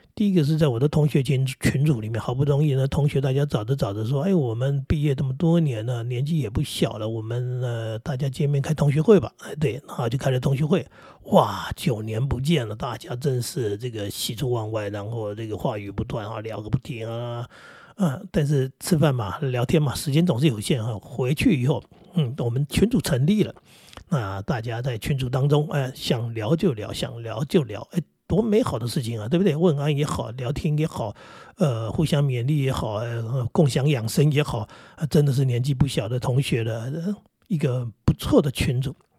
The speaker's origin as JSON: {"language": "Chinese", "town": "Daxi", "region": "Taoyuan", "country": "Taiwan", "said": "我是桃园人，或者我是大溪人"}